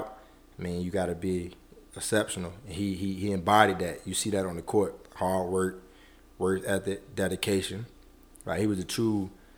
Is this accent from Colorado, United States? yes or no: no; Norfolk, Virginia, United States; I'm from Norfolk